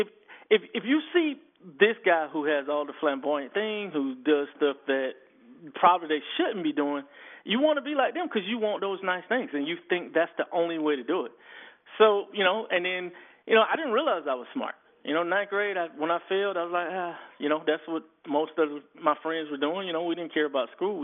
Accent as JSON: {"language": "English", "town": "Fort Valley", "region": "Georgia", "country": "United States", "tie": "born or raised there", "said": "I grew up in Fort Valley, Georgia."}